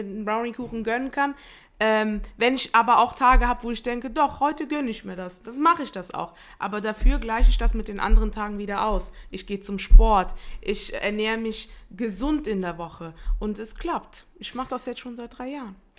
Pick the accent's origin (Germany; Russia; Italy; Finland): Italy; ich bin Italienerin